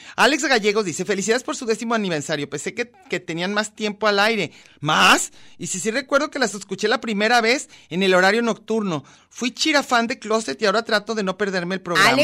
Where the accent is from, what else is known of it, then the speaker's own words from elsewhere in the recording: Yucatán, Mexico; Yo soy yucateca